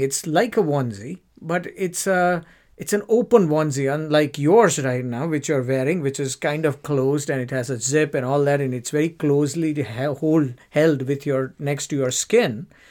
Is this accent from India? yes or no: yes; India; moved away as an adult; now in United Kingdom; when I grew up in India.